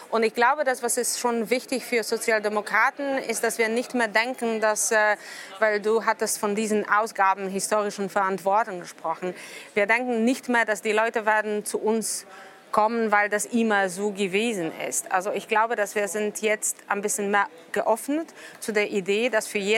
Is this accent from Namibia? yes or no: no; Poland; German is a second language; Hauptsache ist, dass für mich als Pole